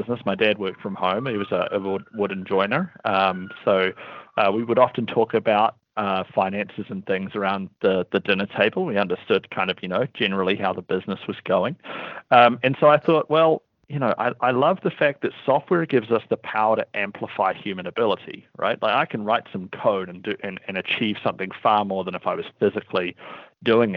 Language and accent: English; Wellington, New Zealand; accent: New Zealand; We're headquartered out of Wellington, New Zealand, which is also where my accent is from